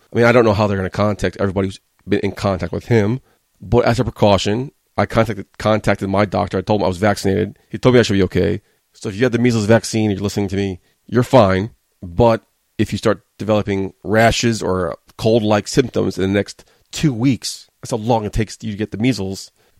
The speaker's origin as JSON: {"language": "English", "town": "New York City", "region": "New York", "country": "United States", "said": "I'm from New York."}